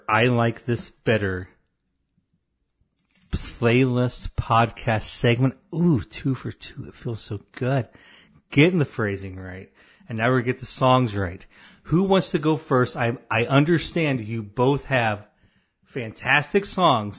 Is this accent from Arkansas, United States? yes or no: no; Illinois, United States; moved away as an adult; also born or lived in Springfield, Illinois / Minneapolis, Minnesota; when I was from Illinois